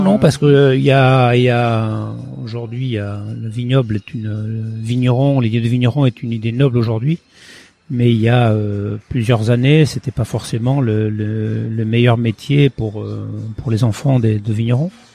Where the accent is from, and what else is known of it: Pauillac, Nouvelle-Aquitaine, France; born or raised there; also born or lived in Portugal / Île Patiras / Bordeaux